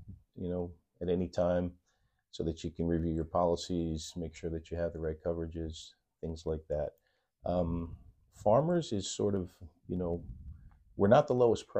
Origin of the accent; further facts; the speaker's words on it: New Jersey, United States; moved away as an adult; also born or lived in Branford, Connecticut; now in Westbrook, United States; born and raised in New Jersey.